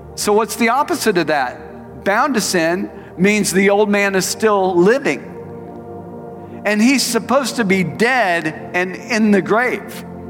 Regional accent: Tulsa, Oklahoma, United States; moved away as an adult; also born or lived in Phoenix, Arizona; I moved from Tulsa to Phoenix Arizona

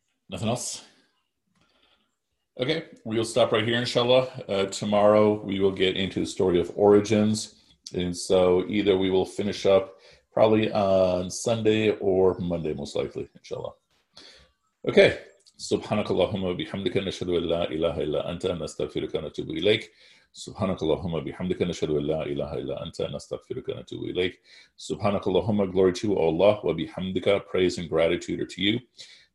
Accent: Pakistan; moved away; I was born in Pakistan.

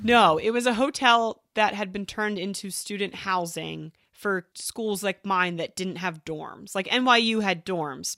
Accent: Horsham, Pennsylvania, United States; moved away as an adult; also born or lived in New York City; I grew up in Horsham, Pennsylvania, which is just suburbia

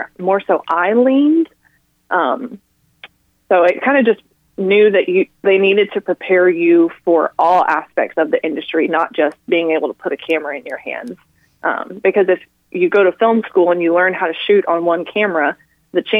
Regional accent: Arkansas, United States; moved away as an adult; also born or lived in Ohio / Fort Worth, Texas / Hattiesburg, Mississippi; I was born in Ohio and then moved to Arkansas right after I was born. But from Arkansas, I went, after I graduated high school, I went to Texas Christian University

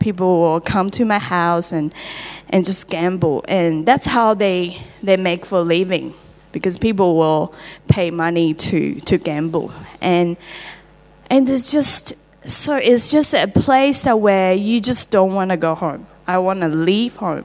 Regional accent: Taiwan; English is a second language; moved away as an adult; now in Australia; I'm from Taiwan, and uh, I'm 36.

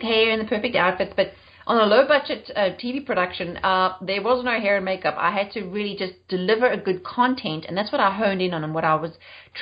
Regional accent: South Africa; moved away as an adult; also born or lived in United Kingdom; now in Charlotte, United States; I'm South African and I've been living in the US for 9 years, but I left South Africa in 2000 and then moved to the UK

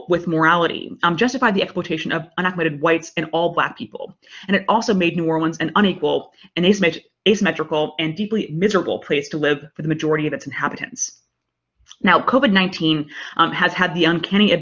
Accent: United Kingdom; now in United States; I'm British

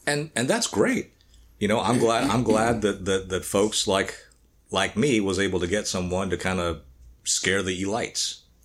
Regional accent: the South, United States; growing up in the South

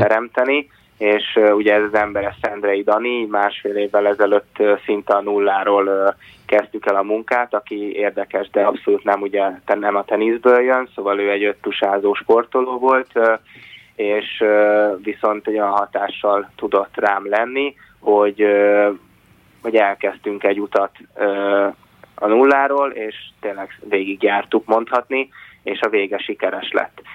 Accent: Hungary

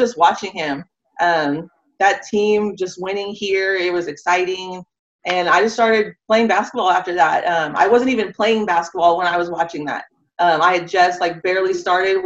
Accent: San Antonio, Texas, United States; I'm from San Antonio, born and raised, grew up in all of Northeast

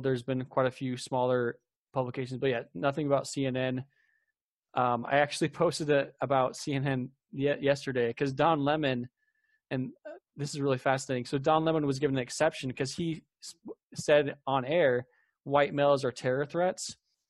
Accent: Mesa, Arizona, United States; And I'm a local here. I grew up in Mesa.

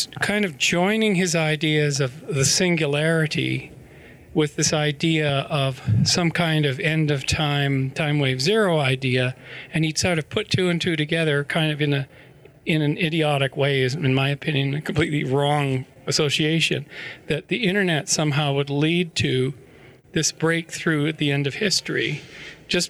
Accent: British Columbia, Canada; near where I grew up in British Columbia

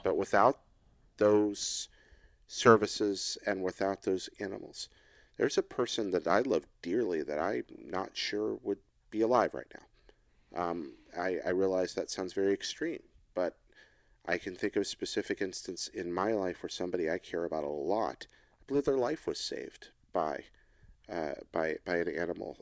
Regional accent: East Coast mountains, United States; I grew up in the East Coast mountains.

